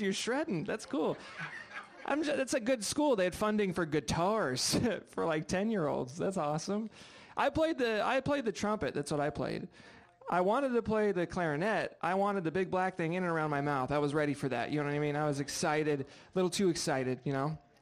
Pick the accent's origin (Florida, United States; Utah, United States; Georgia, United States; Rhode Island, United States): Rhode Island, United States; now in Seattle, United States; I'm from uh, Rhode Island